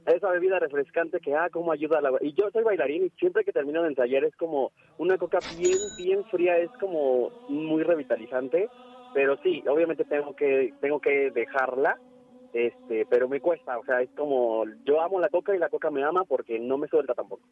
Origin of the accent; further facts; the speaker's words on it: Naucalpan, State of Mexico, Mexico; no soy regio, soy de aquí, de, de, bueno, soy del estado de Naucalpan